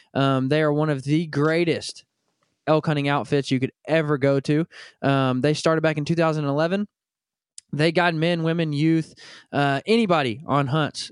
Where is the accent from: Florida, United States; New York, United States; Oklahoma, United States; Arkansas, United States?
Arkansas, United States; Northwest; I grew up in Northwest Arkansas